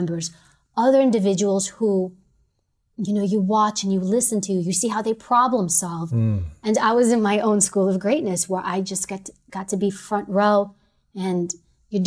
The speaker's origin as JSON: {"language": "English", "town": "New York City", "region": "New York", "country": "United States", "said": "I'm from New York City"}